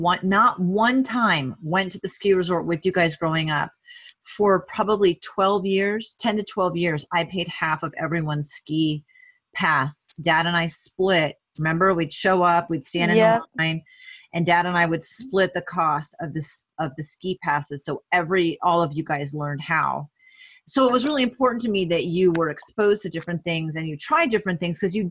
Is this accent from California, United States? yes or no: no; Vermont, United States; moved away as an adult; also born or lived in Alaska; I grew up in Vermont, well, high school in Vermont, and then lived 10 years in Alaska.